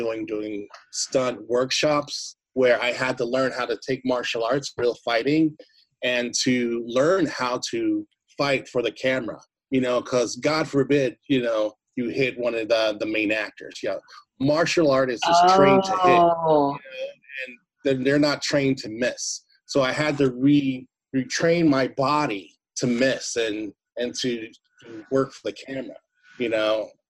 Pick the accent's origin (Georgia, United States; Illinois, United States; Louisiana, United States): Illinois, United States; Carbondale; also born or lived in Springfield / Murfreesboro / California; I was born in Saginaw County, Springfield, Illinois. I lived in Murfreesboro. I grew up in Carbondale. That's like my main upbringing in Illinois, is Carbondale, Illinois, the Fields Apartments. And then from there, my mom took us to California.